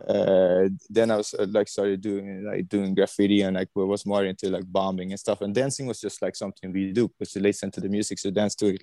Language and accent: English; Sweden; I was born in Sweden, 1980